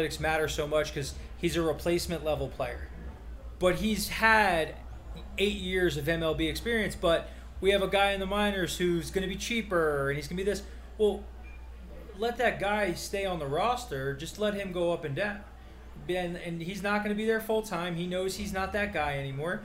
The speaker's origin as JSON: {"language": "English", "region": "New York", "country": "United States", "said": "we're from New York and we're Mets fans."}